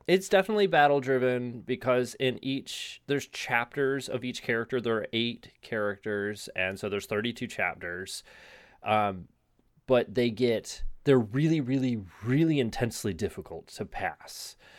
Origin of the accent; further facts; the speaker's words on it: United States; I'm American